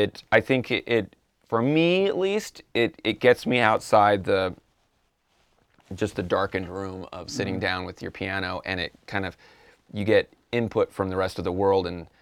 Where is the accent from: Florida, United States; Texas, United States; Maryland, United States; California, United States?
California, United States; I'm from California. It's really cold.